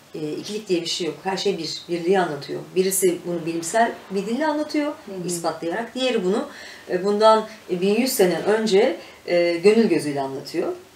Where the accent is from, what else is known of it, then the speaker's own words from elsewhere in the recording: Mürted Air Base, Ankara, Turkey; Mürtet Hava Üstü'nde doğdum büyüdüm ben. Şimdi Akıncı olarak geçiyor orası.